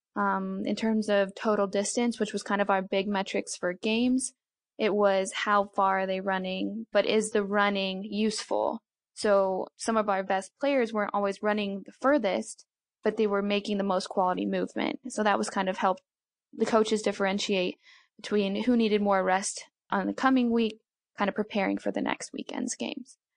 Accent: Colorado, United States; moved away as an adult; also born or lived in Fort Worth, Texas; originally I'm from Colorado

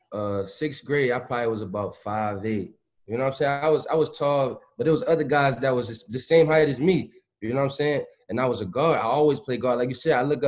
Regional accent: New Jersey, United States; moved away as an adult; also born or lived in Louisville; I'm coming from Jersey

